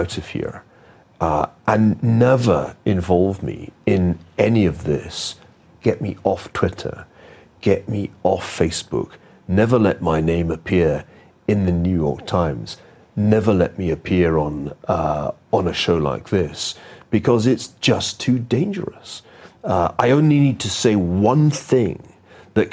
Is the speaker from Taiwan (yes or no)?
no; Glasgow, Scotland, United Kingdom; I grew up in Glasgow in the west of Scotland.